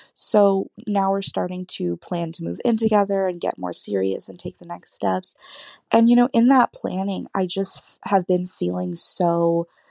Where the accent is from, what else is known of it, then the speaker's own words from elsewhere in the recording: California, United States; I'm 21. I'm from California